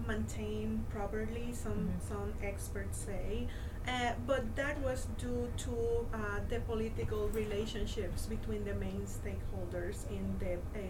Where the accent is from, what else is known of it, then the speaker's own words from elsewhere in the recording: East Coast, United States; now in Puerto Rico; I am from the East Coast.